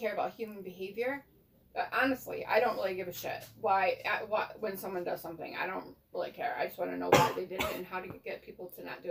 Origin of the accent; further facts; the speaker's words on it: Detroit, Michigan, United States; moved away; I grew up in Detroit around a Muslim...